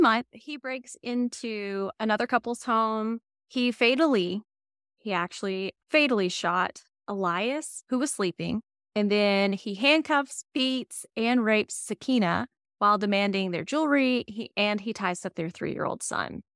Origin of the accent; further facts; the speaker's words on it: the South, United States; I'm from the South